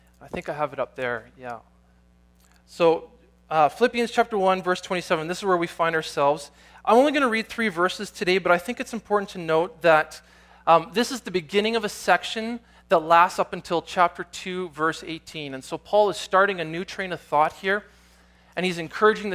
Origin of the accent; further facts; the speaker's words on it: Canada; also born or lived in Nelson, British Columbia; I'm Canadian, this is part of who I am, this is my identity